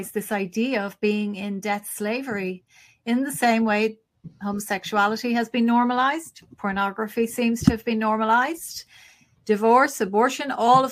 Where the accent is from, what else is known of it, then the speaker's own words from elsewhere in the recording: Ireland; as Irish people